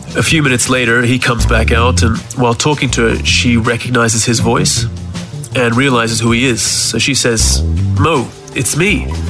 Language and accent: English; Townsville, Queensland, Australia; now in Switzerland; Growing up in Townsville until the age of about 11